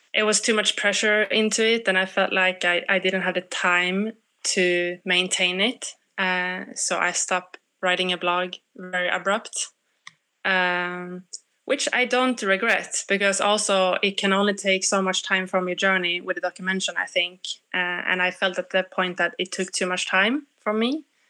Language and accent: English; Sweden; I'm I come from Sweden